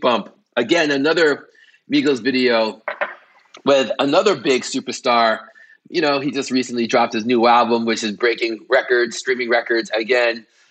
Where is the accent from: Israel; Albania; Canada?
Canada; I'm Canadian